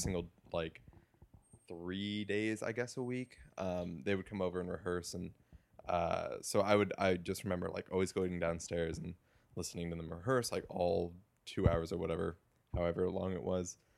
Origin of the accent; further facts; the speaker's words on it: Woodbridge, Virginia, United States; moved away as an adult; now in Evanston, United States; I am from a town called Woodbridge, Virginia, which is about 30 minutes south of Washington, D.C. Mm-hmm. Uh, was born and same house, 23 years